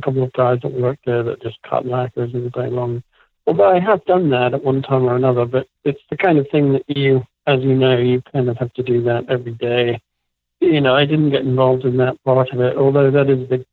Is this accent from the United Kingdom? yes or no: yes; England, United Kingdom; moved away as an adult; also born or lived in San Francisco; now in Los Angeles, United States; went back to England.